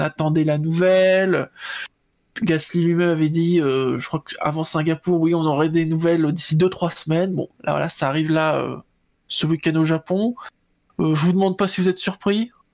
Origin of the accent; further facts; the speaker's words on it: Rouen, Normandy, France; quand on est de Rouen